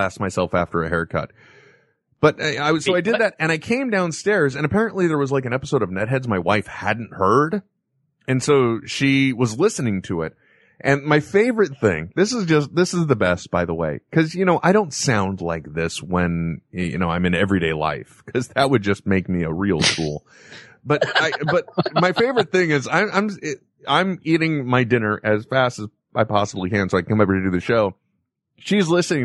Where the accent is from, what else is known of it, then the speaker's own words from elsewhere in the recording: San Francisco Bay Area, California, United States; I grew up in the San Francisco Bay Area